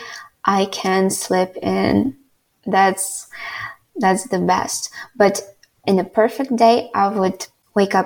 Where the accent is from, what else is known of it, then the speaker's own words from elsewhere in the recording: Ivano-Frankivsk, Ivano-Frankivsk Oblast, Ukraine; I would like to live in my hometown, Ivano-Frankivsk